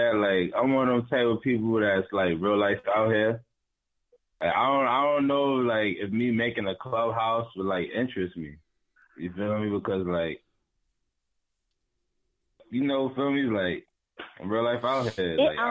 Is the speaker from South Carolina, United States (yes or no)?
yes; Harleyville, South Carolina, United States; also born or lived in Brooklyn, New York; Nah, I'm from Harleyville, South Carolina. Small little town, you feel me? You probably, probably got like 1,500 population.